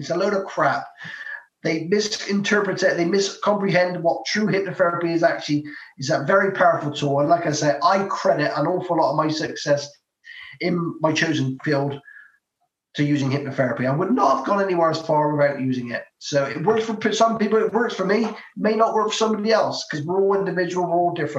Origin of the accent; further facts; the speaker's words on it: Bristol, South West England, United Kingdom; I'm from Bristol.